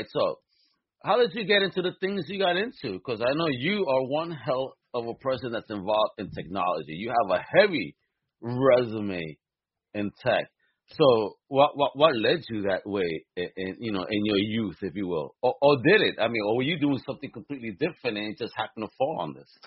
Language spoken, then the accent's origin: English; New York City, New York, United States; now in Southeast, United States; as a Brooklynite.